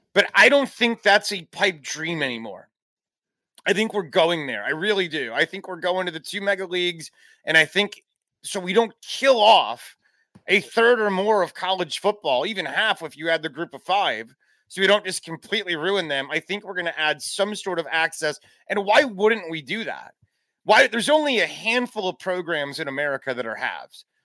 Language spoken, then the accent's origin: English; Chicago, Illinois, United States; moved away as an adult; also born or lived in Tennessee; I grew up in the Chicagoland area.